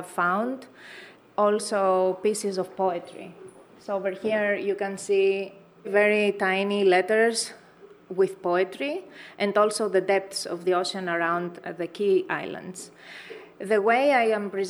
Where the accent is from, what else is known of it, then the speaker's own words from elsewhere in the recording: Greece; moved away; also born or lived in San Francisco; I'm coming from an island in Greece, it really feels home